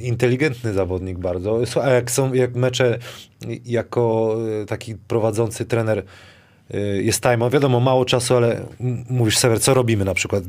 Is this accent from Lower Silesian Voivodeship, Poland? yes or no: yes; Wrocław, Lower Silesian Voivodeship, Poland; jestem z Wrocławia, to wrocławska